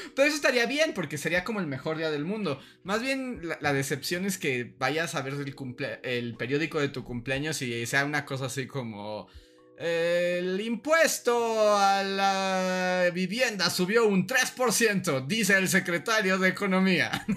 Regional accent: Mexico City, Mexico; justo cuando yo nací, cayó una tormenta en la Ciudad de México

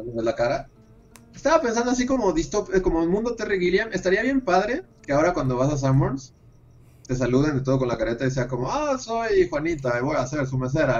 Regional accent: Mexico; en México

